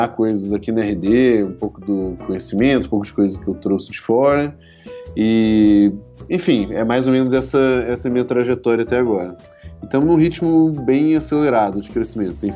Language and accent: Portuguese; Belo Horizonte, Minas Gerais, Brazil; also born or lived in Campinas; É, eu sou de BH, na verdade.